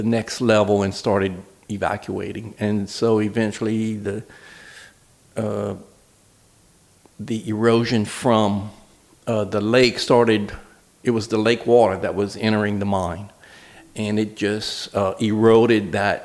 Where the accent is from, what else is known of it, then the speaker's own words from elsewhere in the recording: Jefferson Island, Louisiana, United States; also born or lived in Lafayette, Louisiana; I grew up with that salt mine, and I mean, we're right next to it